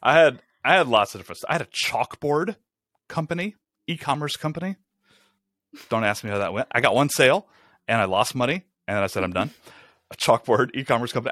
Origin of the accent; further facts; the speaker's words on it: Rome, Georgia, United States; moved away as an adult; also born or lived in Atlanta, Georgia; We moved to Rome, Georgia, which is where I'm from, it's my hometown